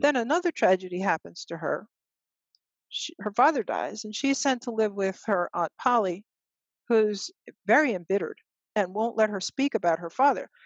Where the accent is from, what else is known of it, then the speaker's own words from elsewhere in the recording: United States; we African Americans are working class people